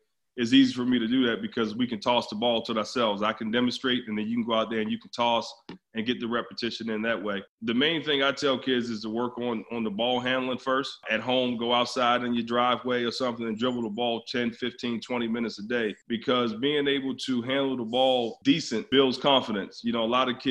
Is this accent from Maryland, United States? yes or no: yes; Baltimore, Maryland, United States; now in Orange County, United States; I grew up in Baltimore